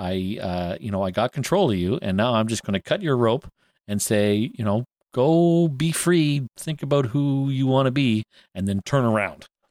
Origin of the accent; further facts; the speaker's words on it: Canada; I'm Canadian and we say Z instead